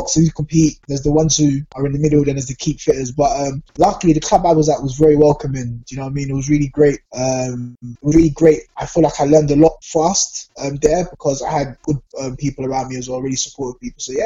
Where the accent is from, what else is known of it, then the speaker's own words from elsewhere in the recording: London, United Kingdom; I grew up in Southeast London in Peckham, so everyone knows what Peckham's like. That's where I went to school.